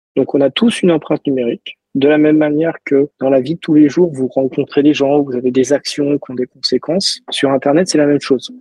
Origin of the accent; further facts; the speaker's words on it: Toulouse, Occitania, France; je suis toulousain